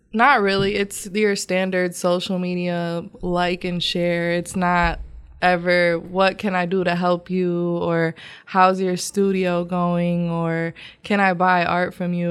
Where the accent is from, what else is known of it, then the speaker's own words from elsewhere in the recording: Grand Rapids, Michigan, United States; moved away as an adult; now in Houston, United States; I'm from Grand Rapids, Michigan.